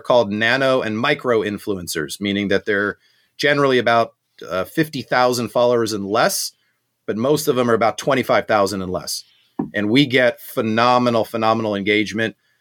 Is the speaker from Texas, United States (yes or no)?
no; Southern California, United States; also born or lived in South Africa; I grew up in Southern California